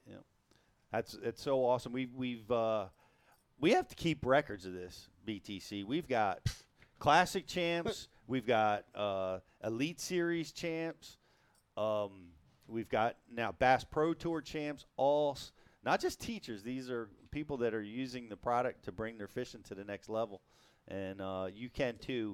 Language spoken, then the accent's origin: English; New Jersey, United States; I'm from Jersey.